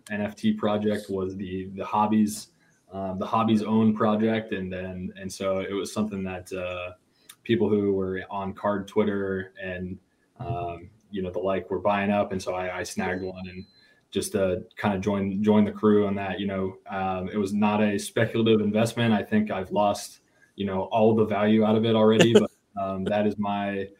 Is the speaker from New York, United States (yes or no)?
no; Dallas, Texas, United States; moved away; also born or lived in Colorado; I'm originally from Dallas